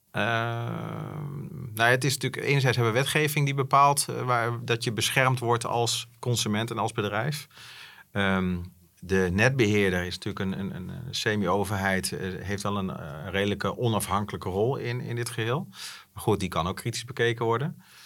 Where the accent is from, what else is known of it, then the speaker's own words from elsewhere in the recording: Netherlands; wij zijn ook wel afgelopen jaren als Nederlanders best wel verwend